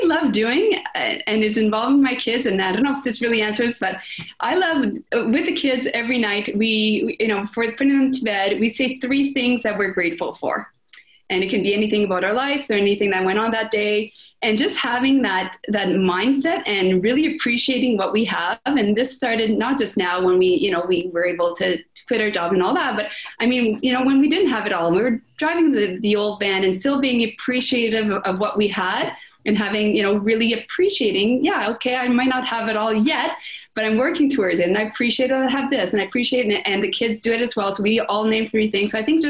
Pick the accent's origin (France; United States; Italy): France; accent: French; English is a second language; I was very self-conscious about, I'm French, my French accent, right?